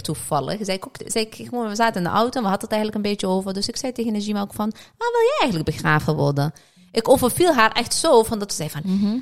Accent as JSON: {"language": "Dutch", "country": "Morocco", "said": "bij ons als Marokkanen zijnde"}